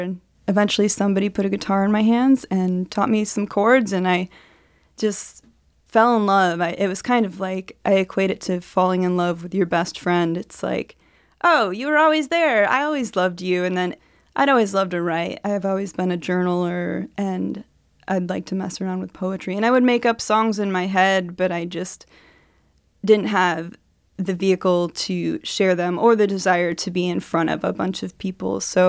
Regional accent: Athens, Ohio, United States; I'm a songwriter from Athens, Ohio

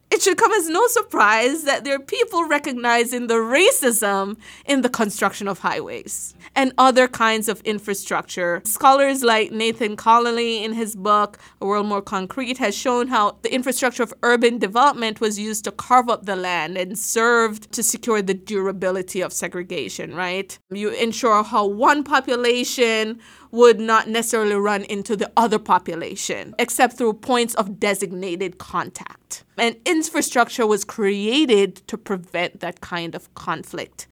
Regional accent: Jamaica; now in United States; growing up in Jamaica

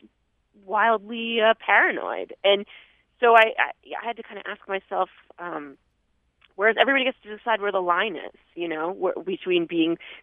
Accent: Vermont, United States; growing up in Vermont

